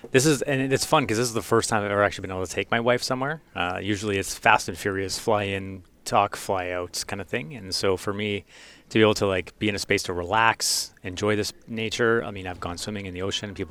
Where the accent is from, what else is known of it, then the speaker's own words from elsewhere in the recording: Vernon, British Columbia, Canada; born there; I was born in, in British Columbia in, in, a small town called Vernon, and we moved all across the pra